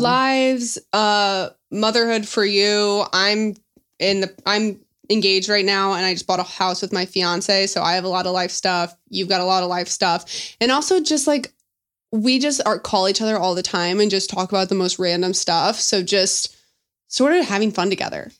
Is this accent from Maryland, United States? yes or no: no; St. Louis, Missouri, United States; moved away as an adult; also born or lived in Dallas, Texas; we're both from St. Louis